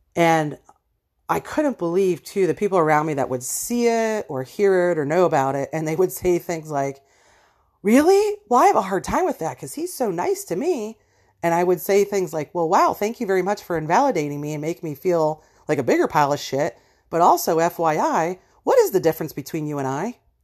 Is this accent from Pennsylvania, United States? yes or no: yes; Erie, Pennsylvania, United States; born or raised there